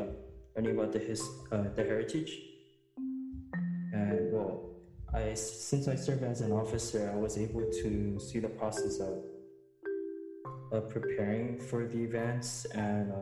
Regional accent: Honolulu, Hawaii, United States; I was born and raised here in Honolulu, Hawaii.

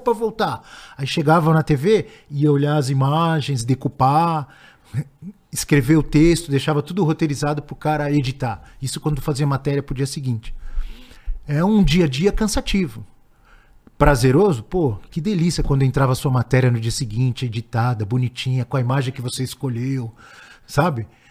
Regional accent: Santos, São Paulo, Brazil; eu nasci em Santos

